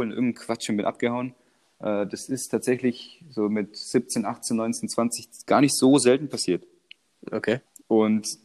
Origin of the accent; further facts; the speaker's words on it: Croatia; als Kroate